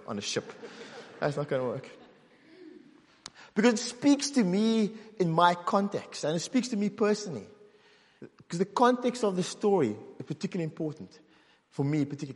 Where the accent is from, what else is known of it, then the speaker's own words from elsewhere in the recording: South Africa; moved away as an adult; now in Northern Ireland, United Kingdom; I grew up in South Africa